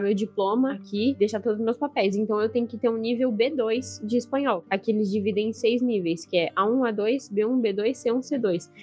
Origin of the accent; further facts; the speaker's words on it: Brazil; moved away as an adult; now in Spain; eu sou brasileira, sou casada com ele e tô aqui há um ano